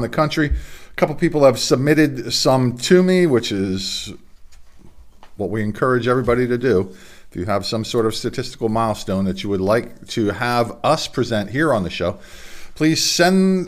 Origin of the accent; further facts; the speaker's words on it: Delaware, United States; my home state of Delaware